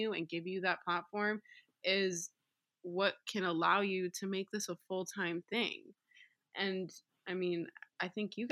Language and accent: English; Broward, Florida, United States; now in Miami, United States; I'm from Broward